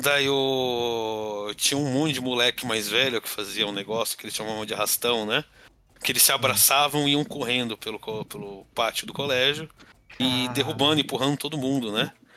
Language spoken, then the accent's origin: Portuguese; São Paulo, Brazil; Cresci na Zona Leste de São Paulo.